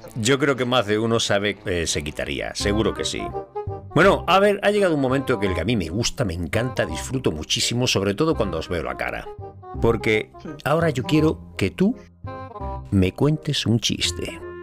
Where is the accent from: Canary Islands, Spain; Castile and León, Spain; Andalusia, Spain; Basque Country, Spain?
Andalusia, Spain; yo soy andaluz